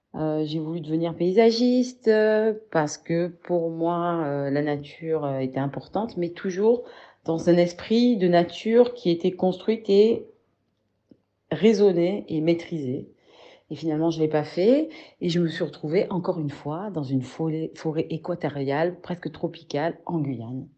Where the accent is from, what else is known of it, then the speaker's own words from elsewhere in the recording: Marseille, Provence-Alpes-Côte d'Azur, France; also born or lived in Congo-Brazzaville / Paris / French Guiana; now in Arles, France; je suis née à Marseille où j'ai grandi